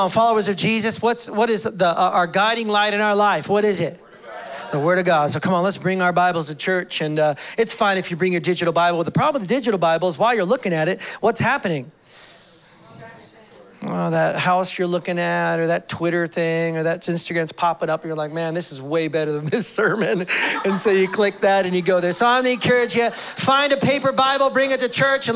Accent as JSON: {"language": "English", "country": "United States", "moved": "yes", "lives_now": "Canada", "said": "I'm an American"}